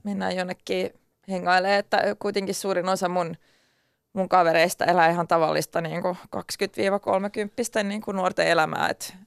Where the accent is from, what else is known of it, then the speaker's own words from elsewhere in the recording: Turku, Southwest Finland, Finland; accent: Turku dialect (Finland Swedish); first language Swedish; Finnish is a second language; mun turkulaisella murteella